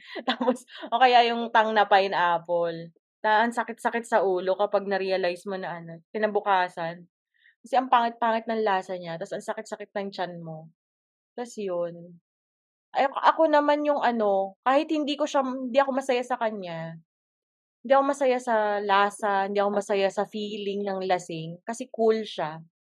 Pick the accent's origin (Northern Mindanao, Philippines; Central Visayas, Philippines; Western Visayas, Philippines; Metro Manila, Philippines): Metro Manila, Philippines; Quezon City; ako taga QC